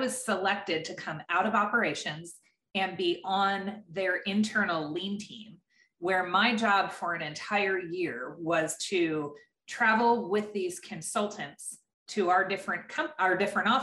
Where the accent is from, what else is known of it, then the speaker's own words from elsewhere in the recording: eastern Pennsylvania, United States; I was born and raised in Pennsylvania, the eastern part of Pennsylvania.